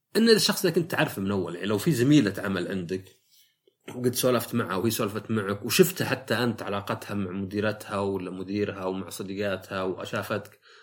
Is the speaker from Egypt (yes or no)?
no; Najd, Saudi Arabia; عندنا في السعوديه